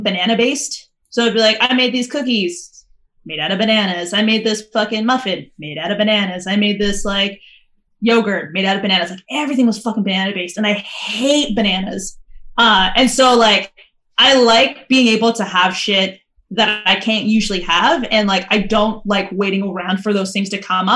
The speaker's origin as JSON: {"language": "English", "town": "Calgary", "region": "Alberta", "country": "Canada", "said": "I'm from Calgary"}